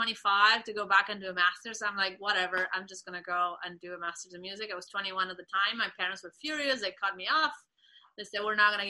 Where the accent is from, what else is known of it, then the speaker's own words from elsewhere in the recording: Venezuela; moved away as an adult; now in United States; I am from Venezuela, like Vanessa. And I came to the States when I was 21 to do my master's.